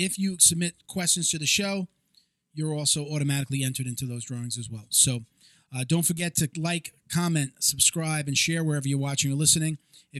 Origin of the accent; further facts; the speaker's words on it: Long Island, New York, United States; now in Florida, United States; I'm from New York originally. It wasn't like that on Long Island.